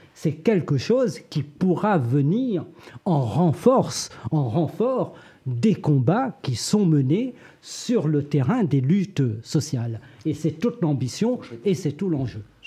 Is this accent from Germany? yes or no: no; Réunion; Je viens de l'île de la Réunion